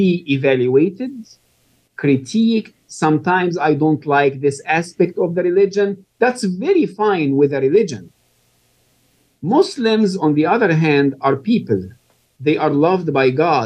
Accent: Egypt; moved away; I was born and raised in Egypt

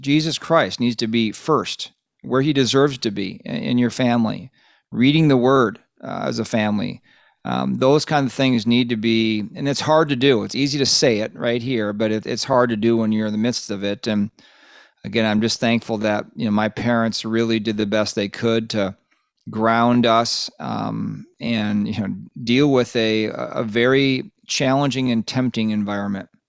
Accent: Lake Minnetonka, Minnesota, United States; We grew up on the west side of the Twin Cities in a place called Lake Minnetonka

